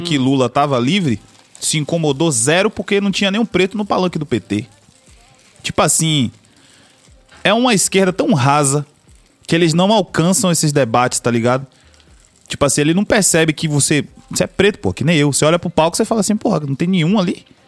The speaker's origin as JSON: {"language": "Portuguese", "town": "Salvador", "region": "Bahia", "country": "Brazil", "tie": "born or raised there", "said": "Eu moro na Bahia, meu patrão, tá ligado? Moro em Castelo Branco. Meu jeito de falar é outro"}